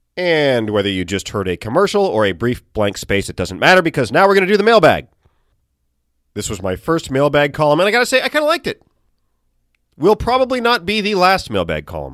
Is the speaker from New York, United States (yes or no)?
no; Chesapeake, Virginia, United States; moved away; Chesapeake, my hometown